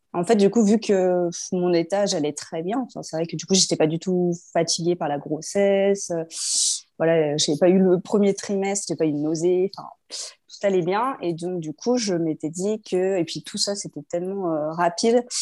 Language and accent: French; Lyon, Auvergne-Rhône-Alpes, France; moved away as an adult; also born or lived in Paris; on est lyonnais de base. On est revenu à Lyon